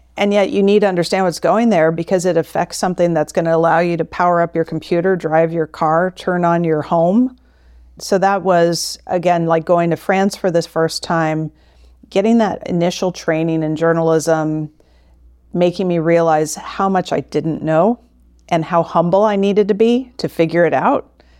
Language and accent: English; St. Petersburg, Florida, United States; moved away as an adult; also born or lived in St. Louis, Missouri / Singapore; I grew up in Florida, and I was born and raised a University of Florida Gator